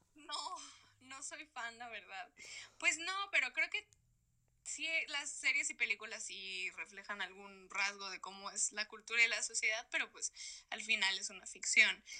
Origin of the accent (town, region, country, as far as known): Mexico; moved away as an adult; now in Madrid, Spain